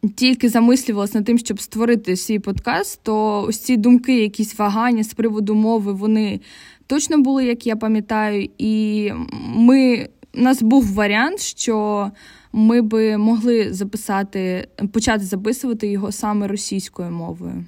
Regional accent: Kryvyi Rih, Dnipropetrovsk Oblast, Ukraine; moved away as an adult; also born or lived in Poland; Я з Кривого Рогу, це Дніпропетровська область, регіон, який повністю російськомовний, і переїхавши в Польщу на навчання

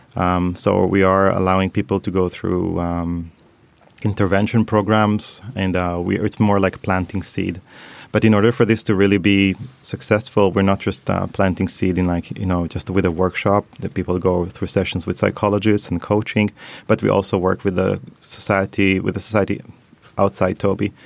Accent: Tel Aviv, Tel Aviv District, Israel; moved away as an adult; also born or lived in Paris / Helsinki; now in Stockholm, Sweden; I was brought up in Tel Aviv.

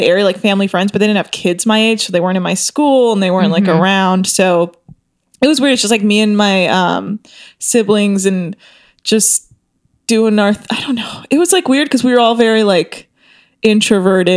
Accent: the Bay Area, California, United States; I grew up in the Bay Area with my parents.

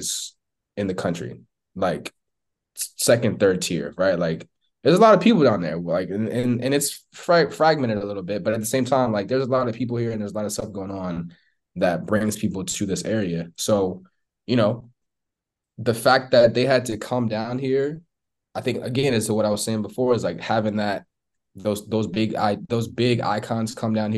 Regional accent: Richmond, Virginia, United States; also born or lived in Hampton, Virginia; I'm from Richmond. I'm not from down here, but I came down here to Hampton in 2004

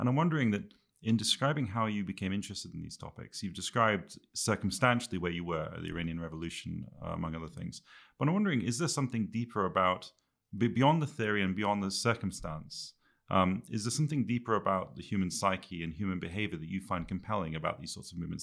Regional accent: Quebec, Canada; moved away; also born or lived in England / Scotland; I grew up, uh, as an English kid in Canada, in French Canada

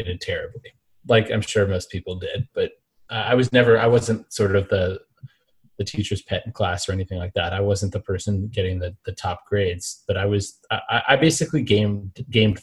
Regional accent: Alexandria, Virginia, United States; also born or lived in Mississippi; I grew up Northern Virginia, Alexandria, right outside of D.C.

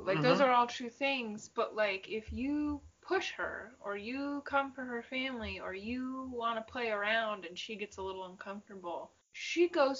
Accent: Michigan, United States; we've said we're from Michigan

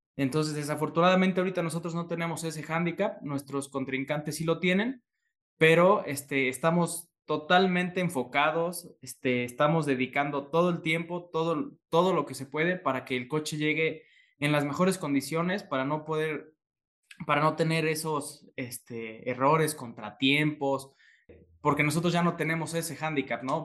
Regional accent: Puebla, Mexico; yo soy de Puebla

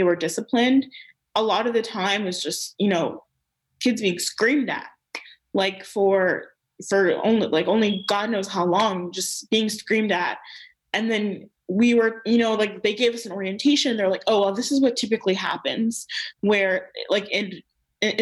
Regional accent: Maryland, United States; I grew up in Maryland

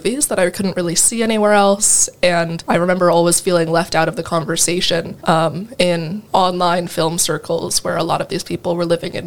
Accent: Iowa City, Iowa, United States; also born or lived in California; I am from Iowa City. I was born and raised here

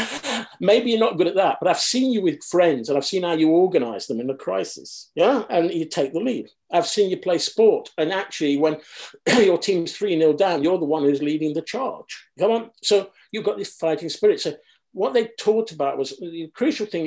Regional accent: Derby, East Midlands, United Kingdom; I grew up in Derby

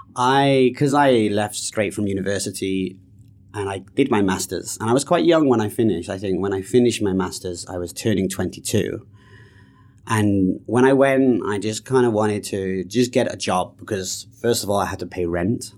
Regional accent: United Kingdom; moved away; also born or lived in Canada; I'm British

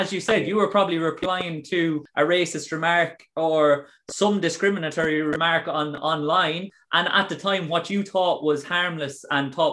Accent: Ireland; to be a role model for the younger people in Ireland and be that prominent black figure and say, I'm Irish

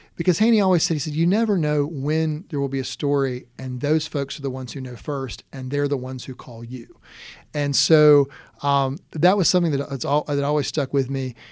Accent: Conway, South Carolina, United States; also born or lived in Loris, South Carolina / Rock Hill, South Carolina; I was born in Loris and, uh, grew up in Conway

